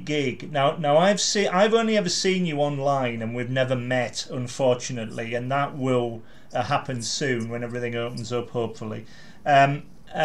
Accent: Carlisle, North West England, United Kingdom; I said, Carlisle

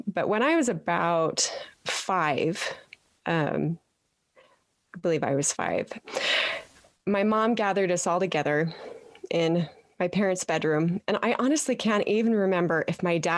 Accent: Petersboro, Utah, United States; I am a Utah girl, born and raised in Petersboro

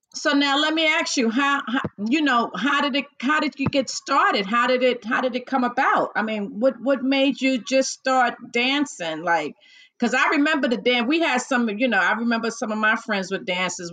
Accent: New York City, New York, United States; I grew up in the Bronx

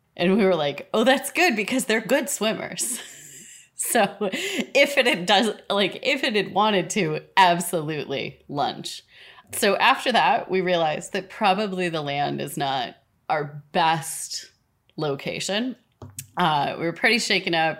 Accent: Minnesota, United States; I grew up in Minnesota.

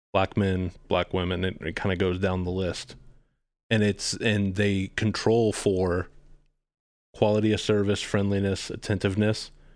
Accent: Dallas, Texas, United States; also born or lived in Austin / Philadelphia; I grew up in Dallas

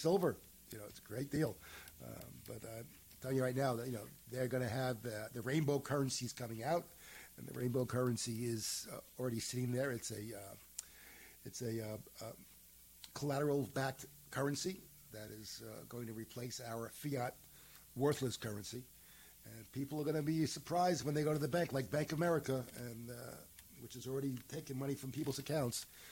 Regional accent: Utica, New York, United States; I was born in Utica.

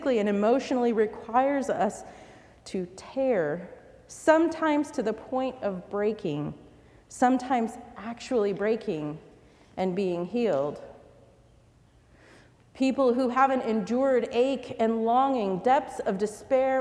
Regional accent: United States; Like many immigrants, she hoped that my life growing up in America would mean a comfortable life.

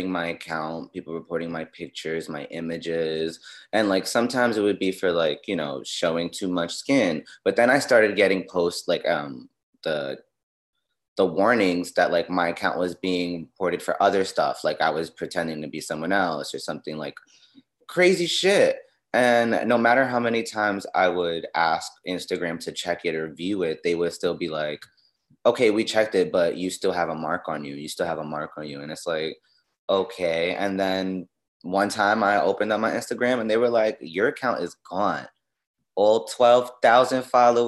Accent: New York City, New York, United States; I'm from Queensbridge, Queens, New York. From the hood. I'm from the projects of New York City.

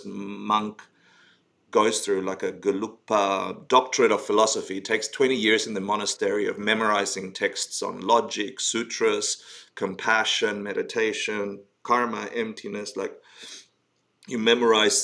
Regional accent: Argentina; moved away; I came out of Argentina. I was born in Argentina and, you know, grew up in the Spanish culture and very Catholic family and the rest

